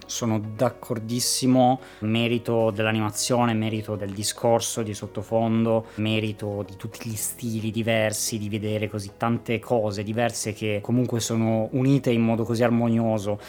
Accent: Turin / Cuneo, Piedmont, Italy; noi siamo di Torino Cuneo

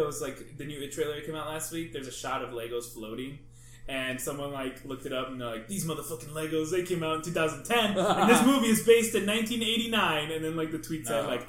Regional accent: Wisconsin, United States; also born or lived in Texas; I was born in Texas, I went to school in Wisconsin

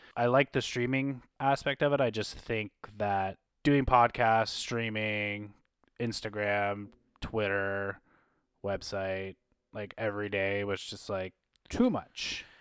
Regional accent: Canada; being Canadian content creators

